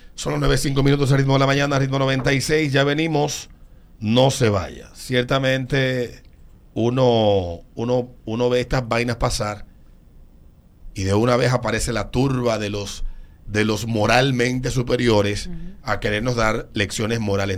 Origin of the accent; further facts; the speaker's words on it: Dominican Republic; como dominicano